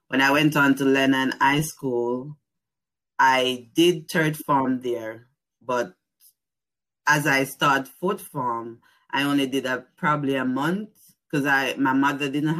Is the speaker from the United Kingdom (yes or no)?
no; Banana Ground, Clarendon, Jamaica; moved away as an adult; also born or lived in New Jersey; now in Pittsburgh, United States; I'm from Jamaica. I born and grew in the place called Banana Ground, Clarendon.